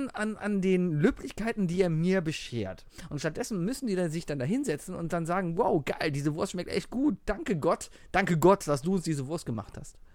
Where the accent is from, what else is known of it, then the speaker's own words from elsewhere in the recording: Cologne, North Rhine-Westphalia, Germany; ich komme aus Köln-Mauenheim. Das ist der kleinste Stadtteil von Köln und das ist schon eigentlich wie ein Dorf.